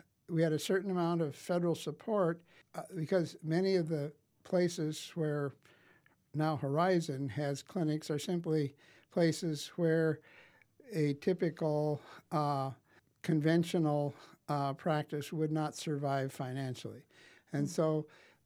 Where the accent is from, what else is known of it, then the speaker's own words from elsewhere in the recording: Wessington Springs, South Dakota, United States; I grew up in Wessington Springs, or on a farm, actually, west of Wessington Springs